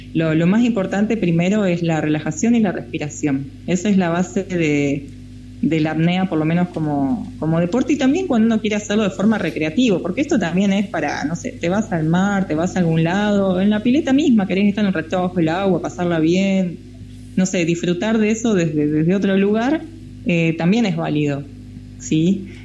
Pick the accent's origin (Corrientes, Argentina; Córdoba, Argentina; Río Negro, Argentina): Río Negro, Argentina; Río Colorado; moved away as an adult; Yo era nadadora en Río Colorado, en la provincia de Río Negro, mi pueblo, nací allá, viví hasta los 18 años